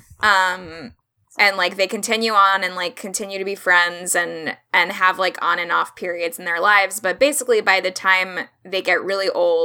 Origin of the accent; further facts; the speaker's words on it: Orlando, Florida, United States; I'm not from the South. I'm from Orlando, Florida